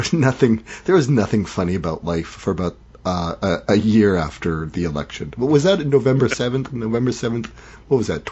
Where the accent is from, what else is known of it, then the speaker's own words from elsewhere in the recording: Canada; despite being Canadian